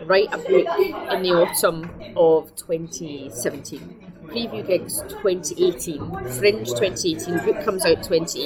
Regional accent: Scotland, United Kingdom; we're Scottish

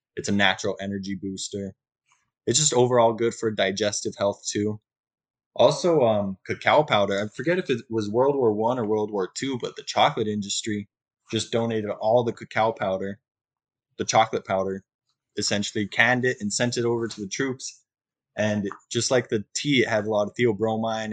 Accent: just south of Albuquerque, New Mexico, United States; moved away as an adult; also born or lived in Big Island, Hawaii; now in Hawaii, United States; originally from New Mexico, um, just south of Albuquerque. My family uh, had a little bit of property that we grew corn, alfalfa, and hay.

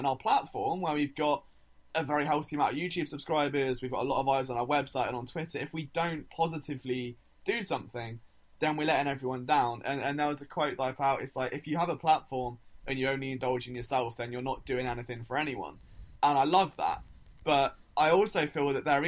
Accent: England, United Kingdom; I'm English

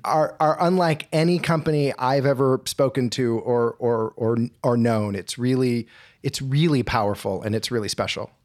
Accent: California, United States; As a fellow Californian

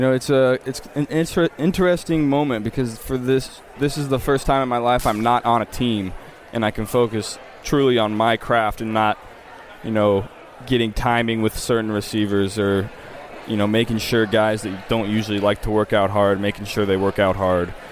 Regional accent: Ohio, United States; moved away as an adult; also born or lived in Louisiana; I was a Saints fan growing up because of Drew Brees growing up in Ohio

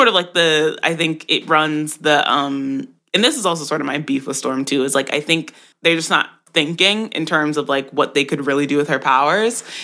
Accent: Jamaica; I'm Jamaican, and so I grew up on those stories

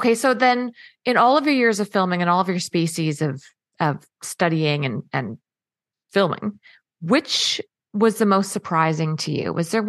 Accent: Canada; now in Australia; It's just surreal for me as a Canadian girl.

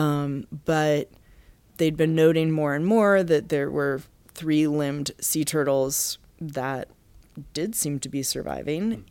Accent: Massachusetts, United States; now in Baltimore, United States; I'm from Massachusetts

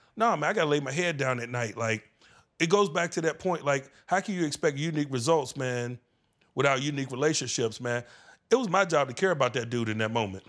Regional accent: Virginia, United States; moved away; being a Virginia boy, growing up in the V A in the eighties

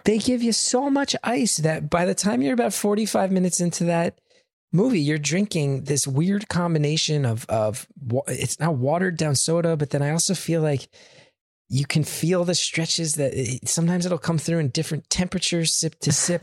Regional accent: New Jersey, United States; growing up in New Jersey and doing comedy in New York

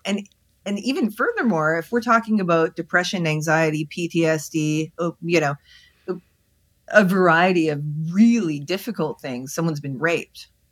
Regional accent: Canada; I'm Canadian

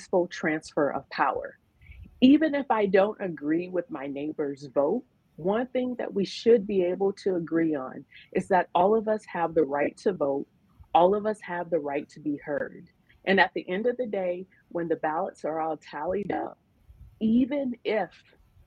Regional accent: Nebraska, United States; I'm from Nebraska. That's where I was born. That's where I was raised.

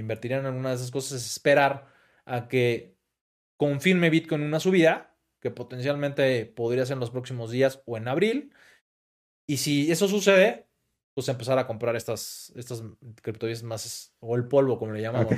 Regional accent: Mexico; como mexicano

